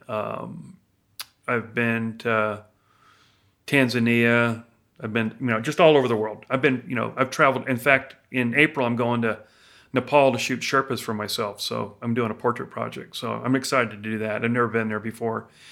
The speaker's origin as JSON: {"language": "English", "region": "Florida", "country": "United States", "tie": "born or raised there", "moved": "yes", "lives_now": "Idaho, United States", "said": "growing up in Florida"}